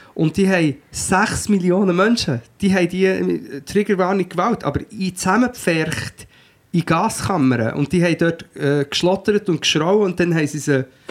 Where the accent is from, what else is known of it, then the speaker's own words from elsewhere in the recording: Portugal; now in Switzerland; ich bin ja in Portugal aufgewachsen und bin dann erst in den 90er, erst in den 90er, wie das dann, zurück in die Schweiz gekommen